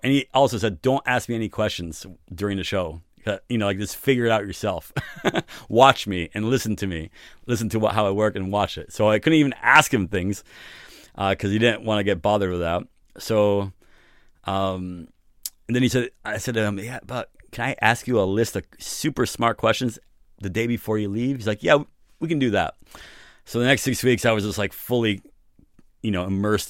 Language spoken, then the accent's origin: English; New York City, New York, United States; moved away; also born or lived in San Francisco; I'm originally from New York City